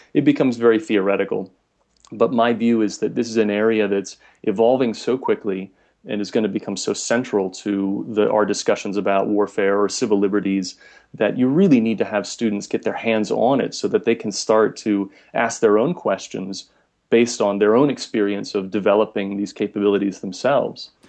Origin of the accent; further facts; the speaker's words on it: United States; now in Munich, Germany; I'm originally from the States